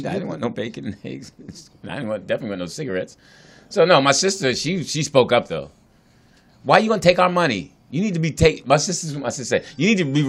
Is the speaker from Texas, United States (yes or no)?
no; Philadelphia, Pennsylvania, United States; No, I grew up in Southwest Philly, so come on, man.